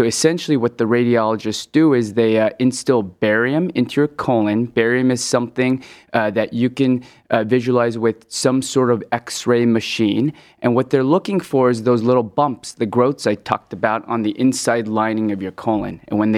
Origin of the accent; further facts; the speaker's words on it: West Coast, United States; also born or lived in Hong Kong; So I was born in Hong Kong, and I moved to the West Coast when I was 10, then started my medical training in the Midwest at The Ohio State